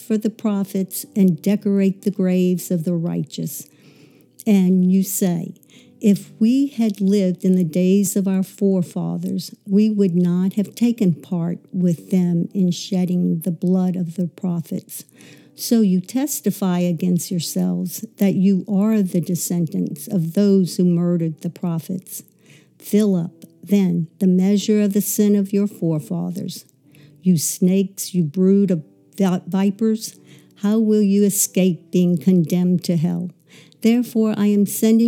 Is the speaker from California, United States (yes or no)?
no; Metairie, Louisiana, United States; also born or lived in New Orleans, Louisiana; I actually grew up in the suburbs of Metairie.